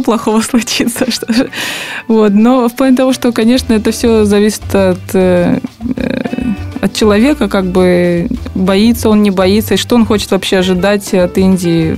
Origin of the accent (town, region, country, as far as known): Russia; also born or lived in Saint Petersburg